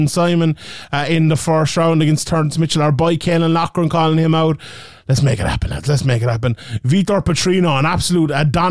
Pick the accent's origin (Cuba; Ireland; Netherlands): Ireland; from an Irish point of view